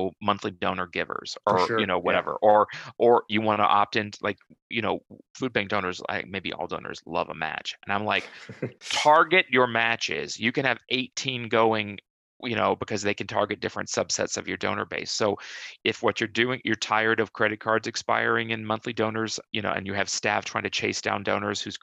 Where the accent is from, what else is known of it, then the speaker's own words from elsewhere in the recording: Minnesota, United States; moved away; food bank in my hometown is Second Harvest Heartland